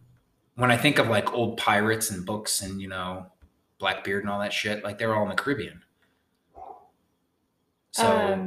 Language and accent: English; Connecticut, United States; I grew up in Connecticut